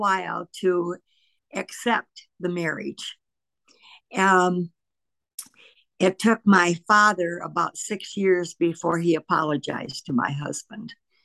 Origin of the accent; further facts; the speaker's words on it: Lowell, United States; we both were born and raised in Lowell